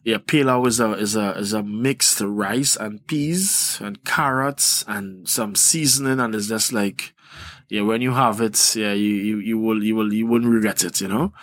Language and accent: English; Trinidad & Tobago; I'm from Trinidad and Tobago.